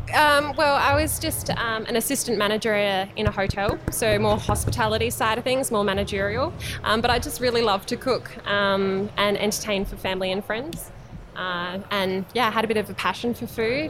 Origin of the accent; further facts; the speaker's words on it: Tanunda, South Australia, Australia; also born or lived in Angaston / Nuriootpa / Marananga; I'm from the Barossa Valley originally